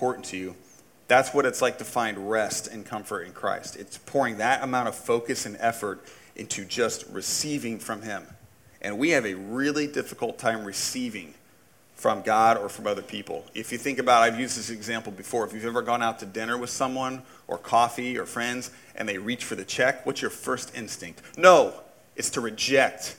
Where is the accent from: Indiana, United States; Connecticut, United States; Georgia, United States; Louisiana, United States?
Indiana, United States; I grew up in Indiana. There's a couple things we do in Indiana